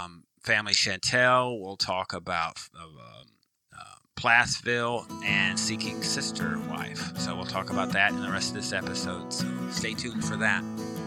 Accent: Germany; now in Virginia Beach, United States; And then I came from Germany to Virginia Beach, and we were married in 90 days.

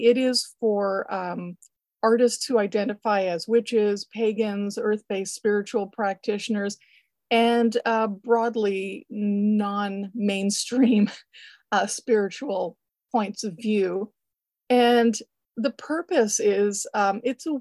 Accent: Canada; being Canadian

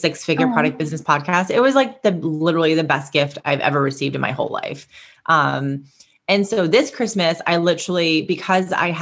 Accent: Boston, Massachusetts, United States; my hometown in Massachusetts, in Boston

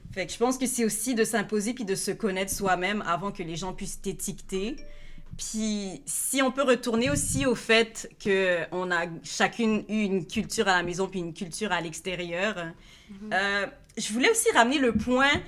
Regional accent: Montreal area, Quebec, Canada; je suis née à Montréal, puis j'ai grandi à Hansik.

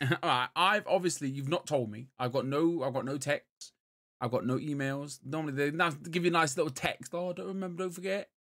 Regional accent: England, United Kingdom

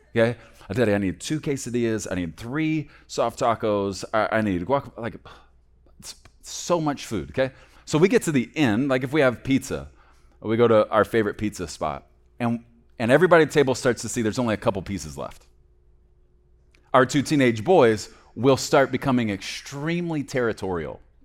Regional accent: Texas, United States; growing up in Texas

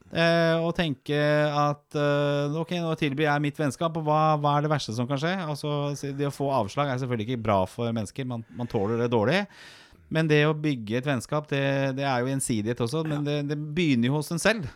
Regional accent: Oslo, Norway; Jeg vokste opp på Torshov i Oslo

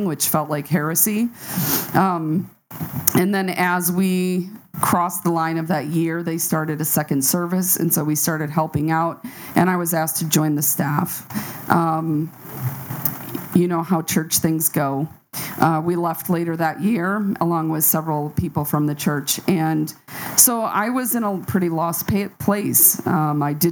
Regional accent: Michigan, United States; born and raised in a very conservative part of the country in Michigan

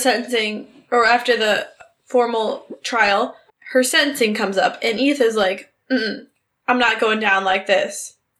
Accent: Cleveland, Ohio, United States; I'm from Cleveland.

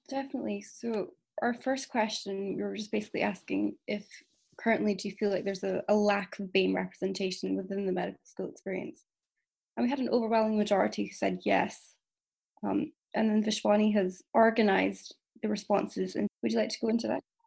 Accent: Edinburgh, Scotland, United Kingdom; born and raised in Edinburgh. I'm ethnically Pakistani, if you didn't know. Um, I've spent my whole life here

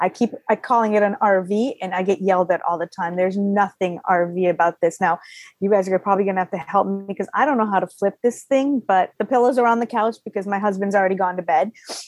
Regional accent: Guyana; also born or lived in Waterbury, Connecticut / Florida; now in United States; As you guys know, I'm Guyanese. So in 1979, I came from South America to Waterbury, Connecticut, lived there quite a few years, and my father decided it was too cold, so we moved to Florida

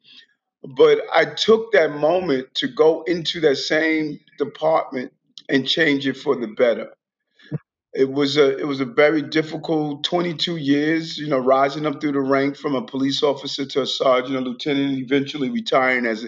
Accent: New York City, New York, United States; also born or lived in Queens; I grew up in, I was born in Brownsville, Brooklyn

